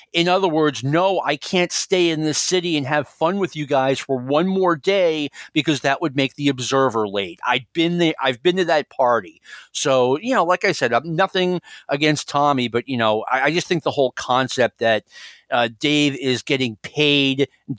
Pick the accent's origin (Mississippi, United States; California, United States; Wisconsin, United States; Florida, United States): California, United States; Hollywood; I mean, I'm from Hollywood.